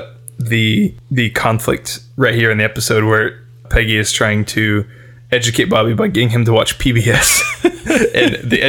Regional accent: Texas, United States; I'm from Texas.

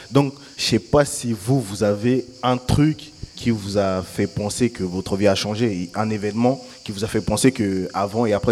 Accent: Central African Republic; now in France; elle est née en Afrique comme moi, nous sommes tous les deux africains. moi, c'est, je suis, je suis né en Centrafrique et bah, ce qui a vraiment radicalement changé ma vie, ce qui nous a poussé à, venir en France, c'était la guerre civile.

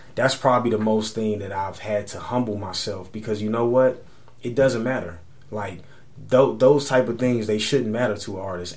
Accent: San Antonio, Texas, United States; moved away as an adult; now in New York, United States; my hometown

